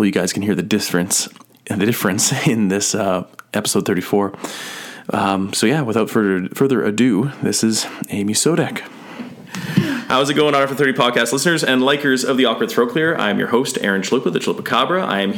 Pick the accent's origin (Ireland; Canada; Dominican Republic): Canada; Grimshaw, Alberta; And now they're in Peace River, not too far away from my hometown of Grimshaw.